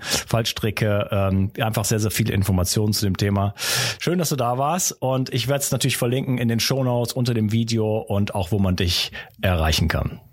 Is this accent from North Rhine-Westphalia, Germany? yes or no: yes; Wuppertal, North Rhine-Westphalia, Germany; da kommt unser Akzent wieder durch. Wir kommen übrigens aus derselben Stadt, wir beiden